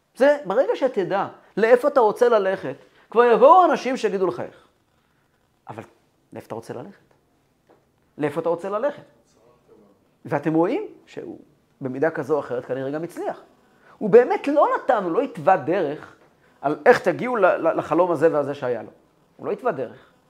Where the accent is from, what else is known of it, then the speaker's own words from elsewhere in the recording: Kfar Chabad, Central District, Israel; ואני גדלתי בכפר חב"ד